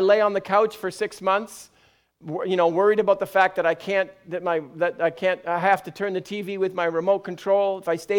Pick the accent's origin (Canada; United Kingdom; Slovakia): United Kingdom; I'm British.